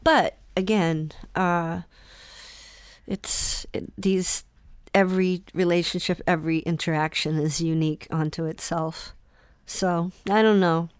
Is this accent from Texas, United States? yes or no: no; Salem, Massachusetts, United States; also born or lived in Boston; Salem that morning, and that's my hometown